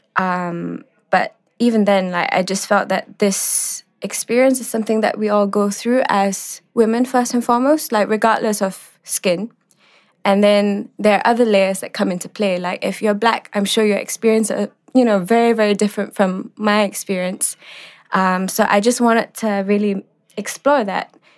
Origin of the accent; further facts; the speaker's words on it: Singapore; growing up in Singapore, you were taught to look westwards